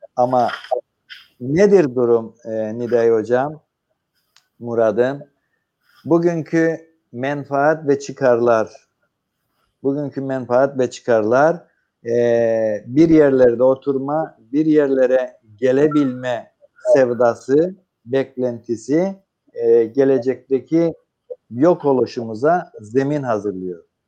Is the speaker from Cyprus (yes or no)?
yes; Cyprus; biz Kıbrıslılar olarak